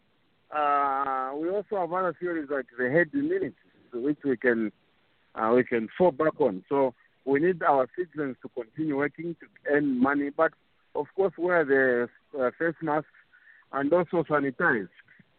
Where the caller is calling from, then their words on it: Kitwe, Copperbelt Province, Zambia; I'm calling from Kitwe, and I was at Sokone Market.